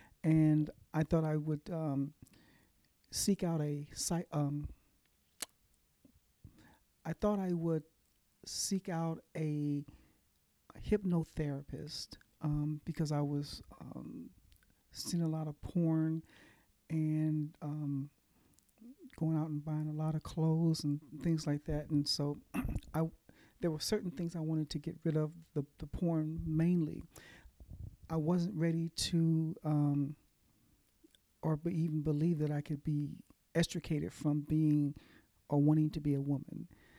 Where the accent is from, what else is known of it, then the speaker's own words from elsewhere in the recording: Kansas City, Missouri, United States; now in Oklahoma, United States; I am originally from Kansas City, Missouri. I now live in Oklahoma.